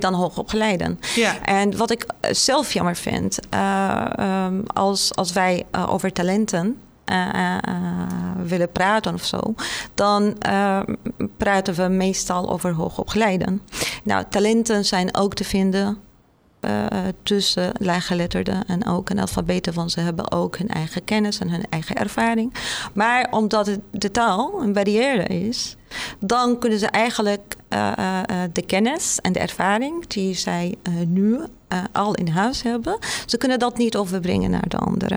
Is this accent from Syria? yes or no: yes; Damascus, Damascus Governorate, Syria; Dutch is a second language; moved away as an adult; now in Netherlands; ik kom uit Syrië, uit Damascus, de hoofdstad om mhm. precies te zijn